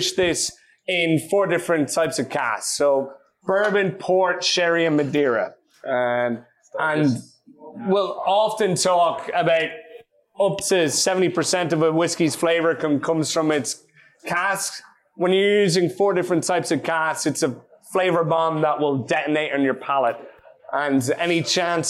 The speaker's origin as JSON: {"language": "English", "country": "Ireland"}